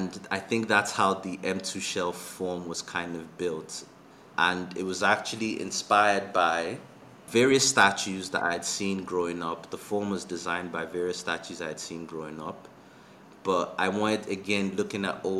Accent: Lagos, Nigeria; also born or lived in Zambia; growing up in Lagos and even in Zambia

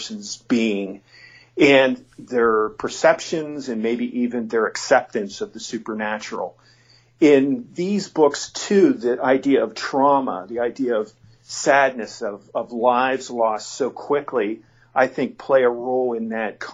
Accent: near Penn State, Pennsylvania, United States; Penn State because it's pretty close by my hometown

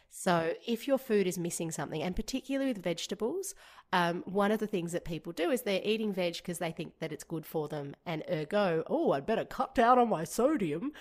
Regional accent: Georgia; moved away; growing up in Georgia, which is part of the former Soviet Union

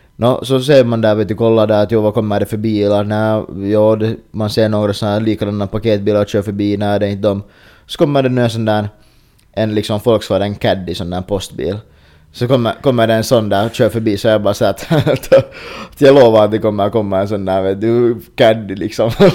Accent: Finland; vi är finnar

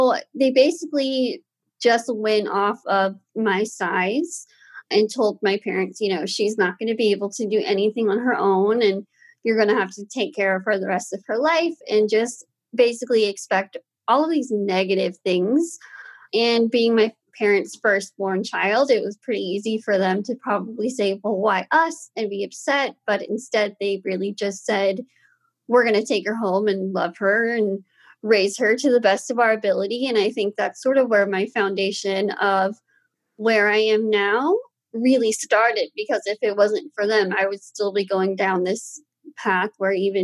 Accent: Austin, Texas, United States; I was born and raised here in Austin.

